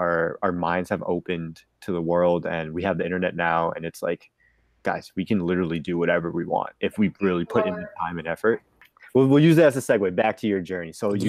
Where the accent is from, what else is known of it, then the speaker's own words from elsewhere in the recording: Connecticut, United States; moved away as an adult; also born or lived in Florida; So I'm really originally from Connecticut, but I went to college in Florida